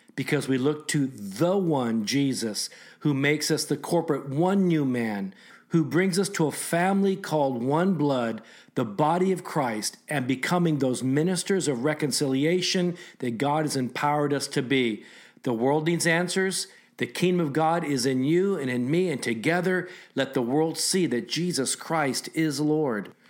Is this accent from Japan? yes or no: yes; Japan; now in United States; I was born in Japan